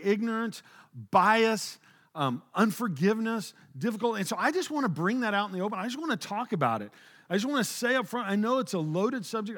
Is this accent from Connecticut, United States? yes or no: no; Oklahoma, United States; moved away as an adult; also born or lived in Springfield, Missouri; now in Texas, United States; I grew up in this small rural town, Oklahoma